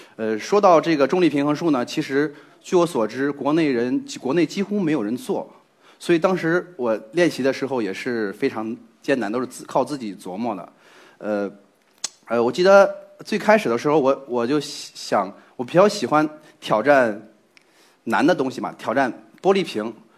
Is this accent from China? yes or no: yes; Zhengzhou, Henan, China; 我是一名来自河南郑州的测绘工程师